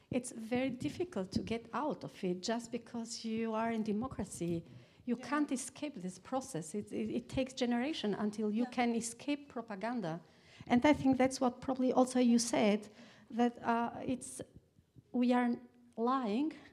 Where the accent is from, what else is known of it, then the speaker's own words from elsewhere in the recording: Albania; moved away; I'm far away from Albania, 20 years